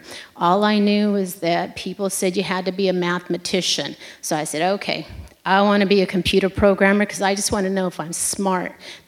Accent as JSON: {"language": "English", "town": "Fresno", "region": "California", "country": "United States", "tie": "born or raised there", "said": "I'm born and raised here in Fresno. I come from South Fresno, which is a little town called Kalawa."}